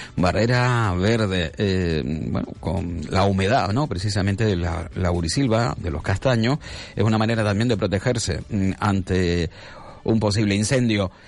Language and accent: Spanish; Canary Islands, Spain